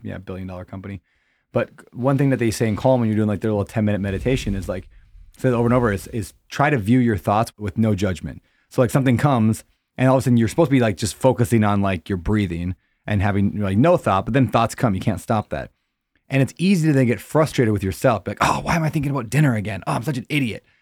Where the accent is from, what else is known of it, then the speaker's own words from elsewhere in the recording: Upper Midwest, United States; I grew up in the Christian Bible Belt, I guess you could say, like, you know, the Upper Midwest